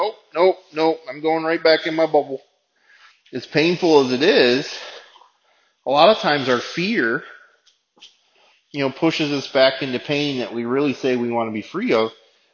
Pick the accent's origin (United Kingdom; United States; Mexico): United States; as an American